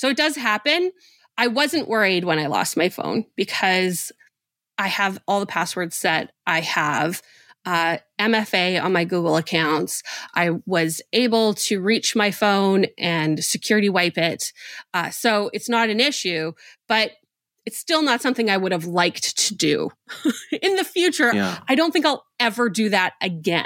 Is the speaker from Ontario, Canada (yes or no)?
no; Winnipeg, Manitoba, Canada; I grew up in Winnipeg, Manitoba, Canada